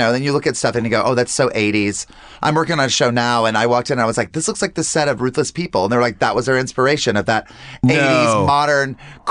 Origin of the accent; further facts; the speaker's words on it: North Carolina, United States; That was Atlanta. It was I'm from North Carolina.